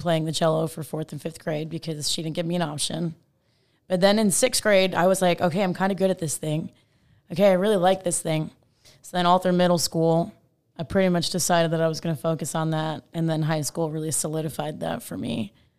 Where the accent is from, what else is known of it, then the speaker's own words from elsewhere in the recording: Long Island, New York, United States; moved away as an adult; now in Texas, United States; I'm from Long Island.